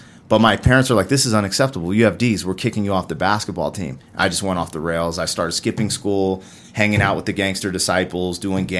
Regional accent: Colorado, United States; also born or lived in Germany / Florida / Albuquerque; But I was born in Germany, and then we came back to the States. My brother was born in Arizona. We lived in Florida. We lived in Albuquerque. Then we went back to Germany. But Colorado was the first place I called home.

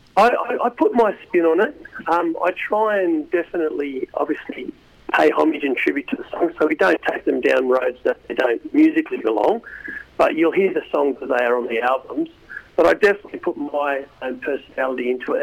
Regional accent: Australia; we're just Aussie, Aussie, Aussie musicians

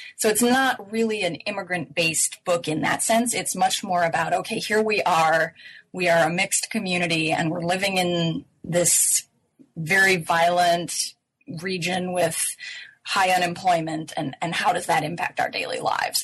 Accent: United States; being American

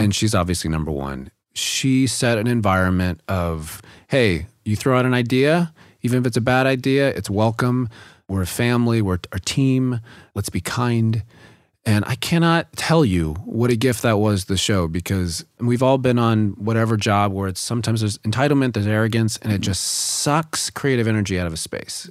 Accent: the South, United States; growing up in the South.

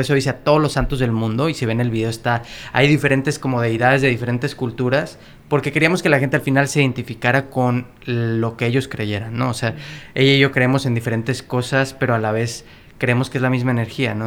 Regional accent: Mexico; now in Los Angeles, United States; estas historias y estas leyendas con las que crecimos como mexicanos

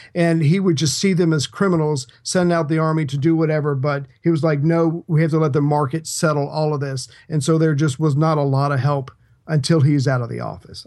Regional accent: United States; I'm an American

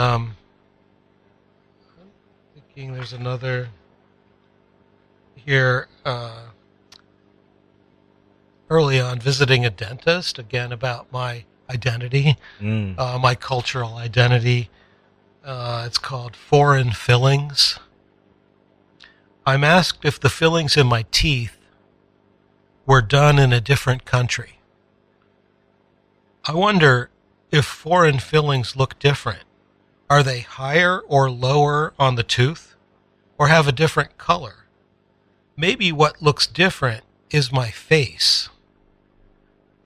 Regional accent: Northern Appalachia, United States; I'm from Northern Appalachia.

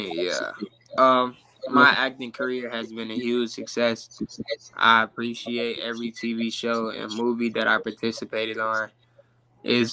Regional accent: Chicago, Illinois, United States; I'm from Chicago

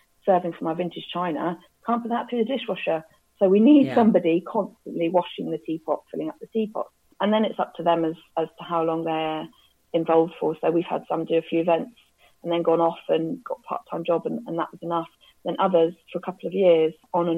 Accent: Cambridge, East of England, United Kingdom; Cambridge is my hometown, I then got a job at a charity called Romsey Mill, which, funnily enough, I went to as a kid

